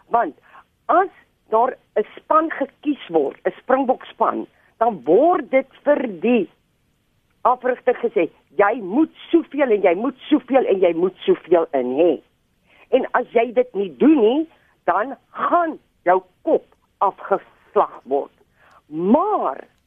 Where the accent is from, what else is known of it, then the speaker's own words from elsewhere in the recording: South Africa; ons meer as Suid-Afrikaners